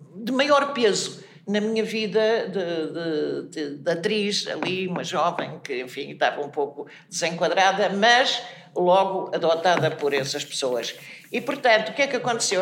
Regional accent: Espinho, Aveiro District, Portugal; eu sou de Espinho e, e desde sempre eh, andei pelos teatros, isto é, teatros amadores, não é? De criança, desde os 5 anos

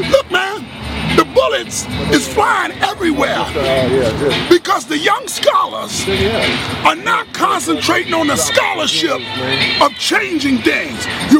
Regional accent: Chicago, Illinois, United States; moved away as an adult; now in Atlanta, United States; Where I'm from the Chi, man. They call it Chi-Rack now.

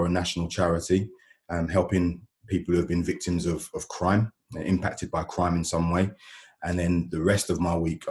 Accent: London, United Kingdom; moved away as an adult; now in Gloucester, United Kingdom; I'm originally from South London, moved to Gloucester with my family in about 2012

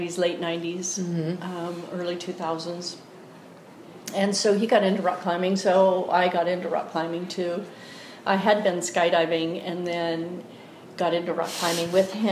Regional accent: Southern California, United States; also born or lived in Oregon / Costa Rica; now in Eugene, United States; I was born in Oregon, but my parents divorced when I was very young. And when I was 10, I moved to Southern California to live with my mom and my stepdad.

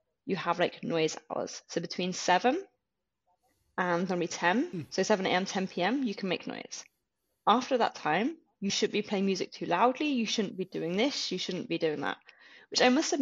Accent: United Kingdom; moved away as an adult; now in Germany; as a Brit

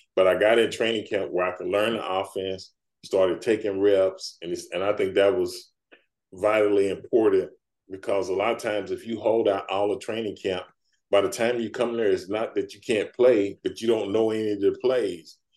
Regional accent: Dallas, Texas, United States; as a kid, um, growing up in Dallas

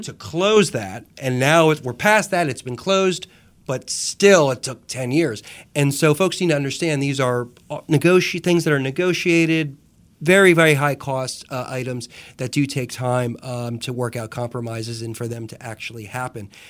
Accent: Jersey Shore, New Jersey, United States; moved away as an adult; also born or lived in New York; now in North Carolina, United States; growing up the Jersey Shore

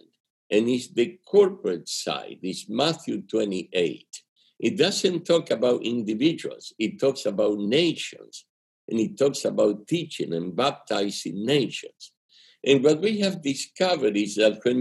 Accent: Argentina; English is a second language; moved away; It's my accent. Okay? I'm from Argentina. And when you learn English later in life, it comes out rusty like this

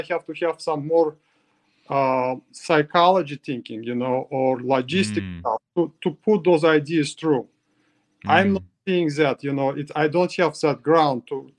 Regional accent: Russia; English is a second language; you know, I came from Russia, I just give up. You know, when I was in Russia, I just give up

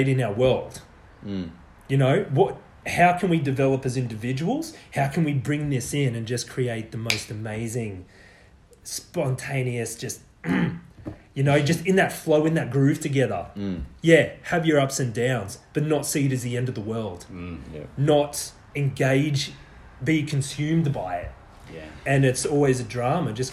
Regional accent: Australia; I was born in Australia

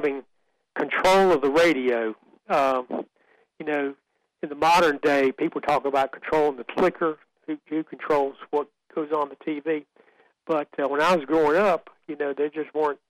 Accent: Central North Carolina, United States; I was raised in Central North Carolina. I've lived here my whole life

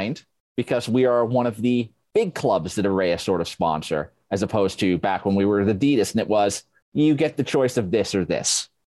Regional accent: Yorkshire and the Humber, United Kingdom; moved away; I'm a man from South Yorkshire

